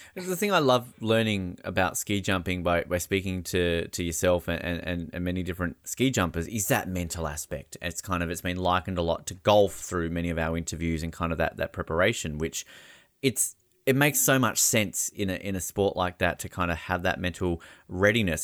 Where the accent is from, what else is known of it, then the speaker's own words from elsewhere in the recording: Australia; as an Australian